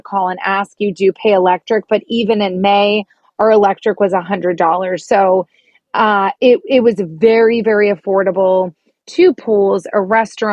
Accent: Florida, United States; growing up in Florida

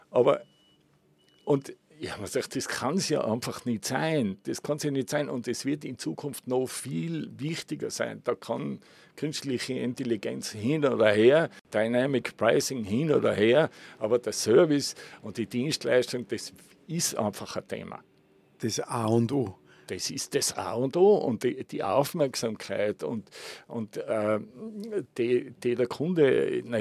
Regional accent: Innsbruck, Tyrol, Austria; Nein, ich bin Urtiroler äh, bin in Innsbruck aufgewachsen und bin seit Kindesbeinen eigentlich im, im Tourismus

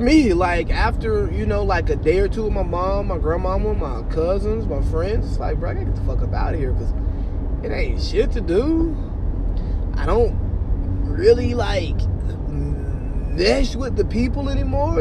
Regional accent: Cartersville, Georgia, United States; moved away as an adult; also born or lived in San Diego / Bahrain / Washington, D.C.; now in Monterey, United States; I really feel like a stranger in my hometown. Not that I don't know the people or any of that stuff, but it's just I'm no longer embedded like in the social scene of Cartersville

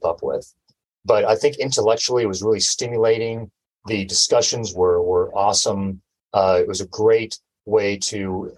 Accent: Texas, United States; also born or lived in San Diego, California; now in Humboldt County, United States; I'm always a Texan, even though I was born in San Diego. But all my formative years in education, everything was in Texas

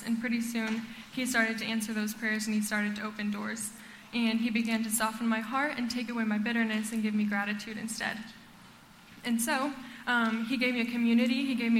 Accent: Costa Rica; also born or lived in Honduras; And so I was born in Honduras, and I grew up in Costa Rica.

